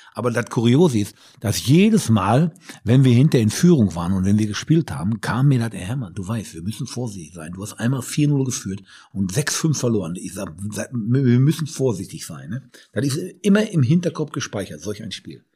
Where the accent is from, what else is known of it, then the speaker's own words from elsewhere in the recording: Bochum, North Rhine-Westphalia, Germany; ich komme aus Bochum